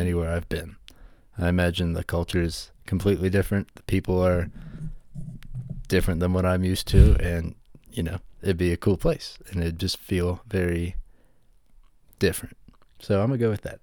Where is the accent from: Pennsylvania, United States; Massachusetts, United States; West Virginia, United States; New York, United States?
West Virginia, United States; moved away as an adult; now in Colorado, United States; I grew up and I'm from West Virginia in the United States, and recently moved to Colorado